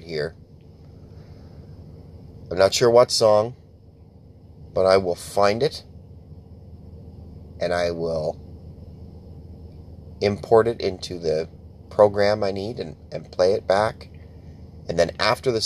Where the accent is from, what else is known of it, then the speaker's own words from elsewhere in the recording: Canada; I'm Canadian too